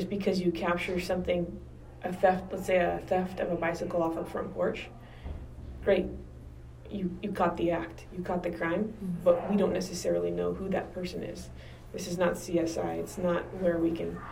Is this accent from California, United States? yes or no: yes; Downey, California, United States; I grew up in Downey, and my parents still live here.